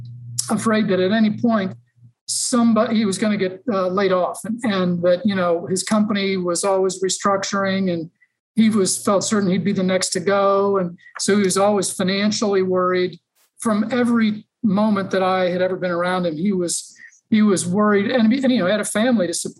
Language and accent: English; Westerville, Ohio, United States; I was born and raised in the Columbus, Ohio area. Actually grew up in a suburb called Westerville, Ohio.